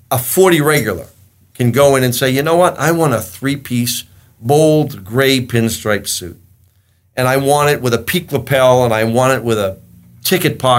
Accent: Boston, Massachusetts, United States; the Italians seem to have a little bit more respect for me because I was from Boston.

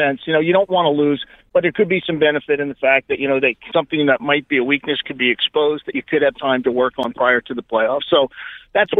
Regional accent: Sewell, New Jersey, United States; I'm from Sewell, New Jersey.

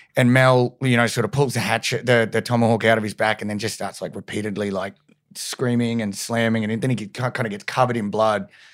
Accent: Brisbane, Queensland, Australia; moved away; I'm from Brizzy originally

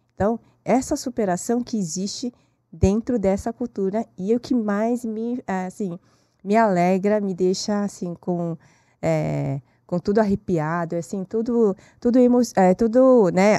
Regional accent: South Korea; Portuguese is a second language; now in Brazil; Eu nasci na Coreia.

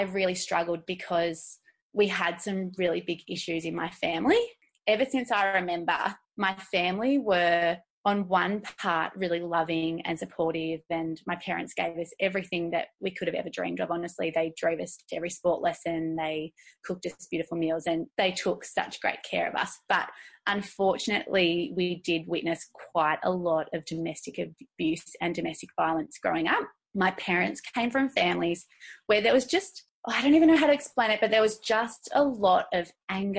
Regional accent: Deniliquin, New South Wales, Australia; now in Geelong, Australia; I grew up in Druidery, which is a small little town in country New South Wales, north of the Victorian border

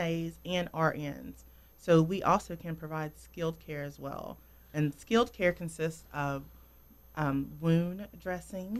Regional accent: Yanceyville, North Carolina, United States; now in Winston-Salem, United States; I'm originally from Yackenville, North Carolina

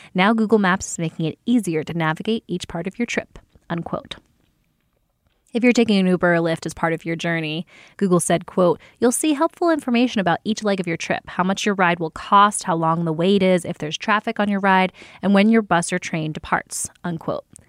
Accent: New Jersey, United States; I grew up with in the South Jersey, not far from Philadelphia area

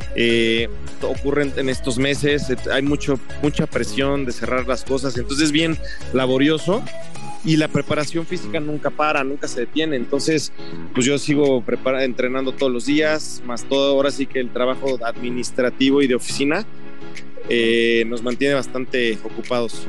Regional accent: Mexico City, Mexico; Yo soy de la Ciudad de México

